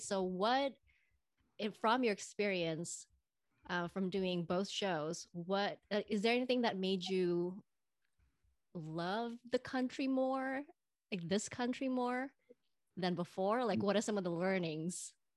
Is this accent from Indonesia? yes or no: yes; Indonesia; born or raised there; moved away as an adult; now in United States